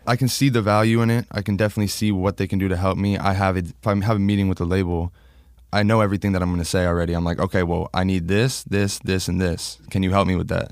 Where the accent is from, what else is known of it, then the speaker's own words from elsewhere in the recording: Long Island, New York, United States; moved away; I was born in Long Island